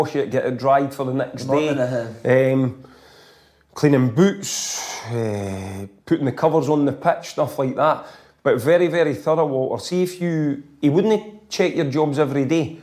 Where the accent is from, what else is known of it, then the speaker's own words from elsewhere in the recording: Loanhead, Scotland, United Kingdom; that's how I was brought up, my local village, you know, I was came from Lonehead